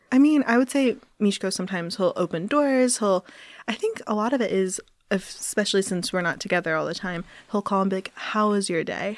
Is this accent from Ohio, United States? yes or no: yes; Cincinnati, Ohio, United States; where I'm from in Cincinnati, Ohio